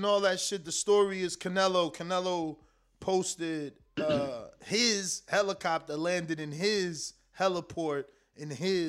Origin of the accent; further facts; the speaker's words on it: United States; I am an American that can't point countries on the map.